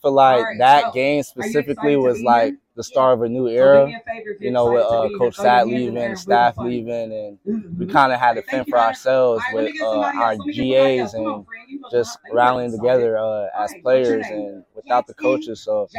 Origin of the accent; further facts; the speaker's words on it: New York, United States; also born or lived in Louisville; now in Arizona, United States; I'm originally from New York, currently live in Arizona